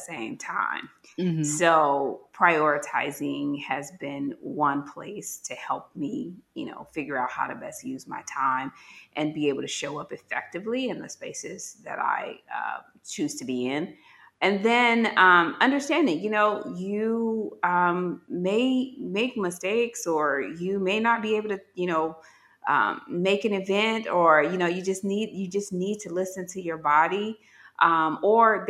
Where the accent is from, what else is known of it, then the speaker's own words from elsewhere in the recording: Gary, Indiana, United States; moved away as an adult; I'm from Gary, Indiana, very urban.